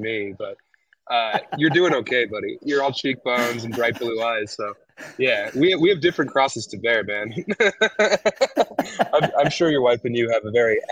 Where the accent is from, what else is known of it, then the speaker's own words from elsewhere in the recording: United States; I'm clearly American